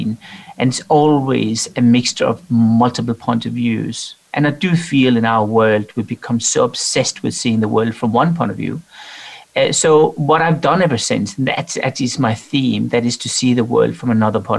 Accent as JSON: {"language": "English", "country": "Denmark", "tie": "born or raised there", "said": "I'm from Denmark"}